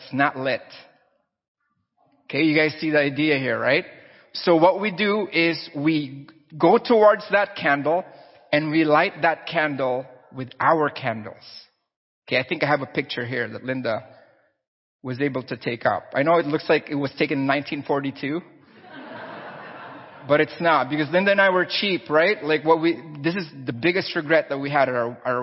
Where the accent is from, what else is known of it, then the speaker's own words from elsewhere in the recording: Philippines; I'm Filipino